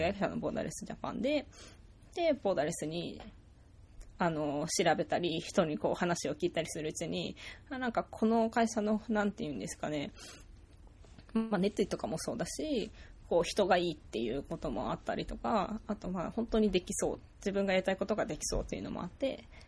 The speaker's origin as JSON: {"language": "Japanese", "country": "Japan", "tie": "born or raised there", "moved": "yes", "said": "日本っていう国で生まれて"}